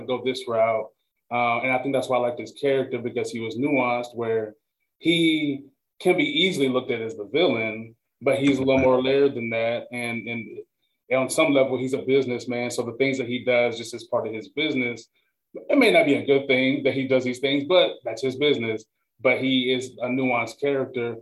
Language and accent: English; Nashville, Tennessee, United States; I'm from Nashville